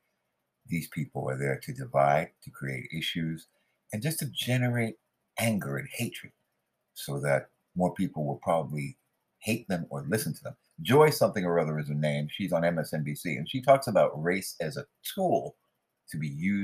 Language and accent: English; Southern California, United States; now in Queens, United States; I was raised in Southern California, Northern California